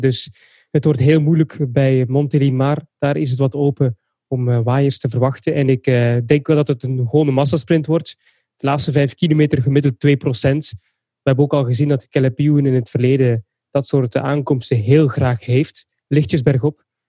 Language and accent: Dutch; Belgium; als Belg